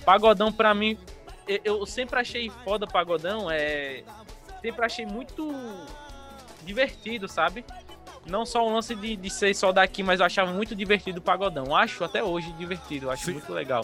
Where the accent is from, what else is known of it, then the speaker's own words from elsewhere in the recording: Paulo Afonso, Bahia, Brazil; sou de Paulo Afonso na Bahia, mano. Interiorzinho aí brabo